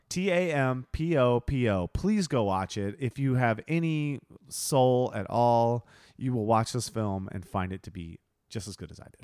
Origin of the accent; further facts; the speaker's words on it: Ohio, United States; moved away; I'm from Ohio.